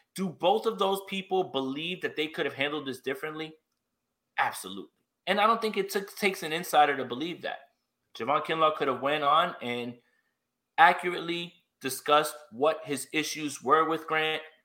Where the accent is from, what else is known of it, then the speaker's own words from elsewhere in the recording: New York, United States; I'm from New York